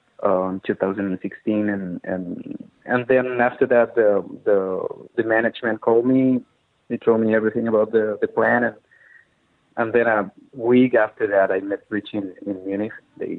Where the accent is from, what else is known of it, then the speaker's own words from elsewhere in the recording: Chile; now in Madrid, Spain; Yeah, I was in Madrid in 2015. I moved from Chile to Madrid in 2009.